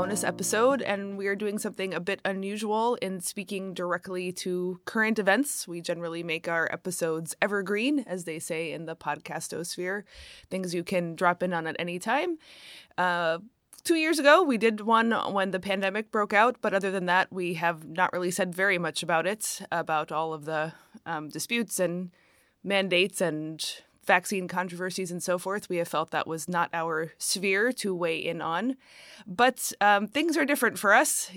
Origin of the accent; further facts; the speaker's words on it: United States; speaking as an American